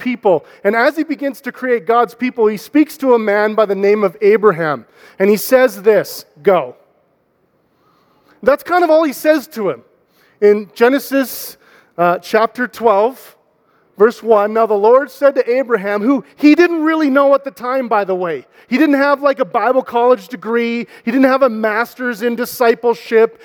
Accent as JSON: {"language": "English", "country": "Canada", "lives_now": "Calgary, Canada", "said": "We're Canadian"}